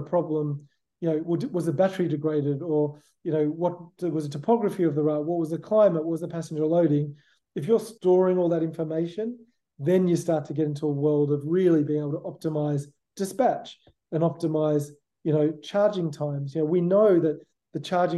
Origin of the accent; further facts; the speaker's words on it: Sydney, New South Wales, Australia; now in San Diego, United States; I'm from Sydney. I was born in Sydney. I grew up in Sydney, in Australia.